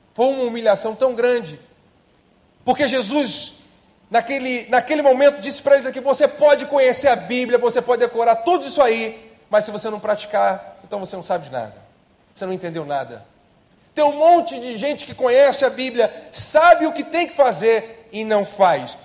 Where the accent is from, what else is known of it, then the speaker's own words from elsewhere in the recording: Brazil; eu sou brasileiro